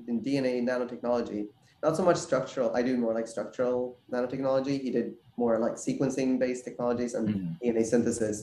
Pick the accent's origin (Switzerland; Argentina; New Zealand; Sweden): Sweden; moved away as an adult; also born or lived in New York; now in San Diego, United States; I grew up in Sweden, went to college in Sweden, and then I came to New York for my graduate school for PhD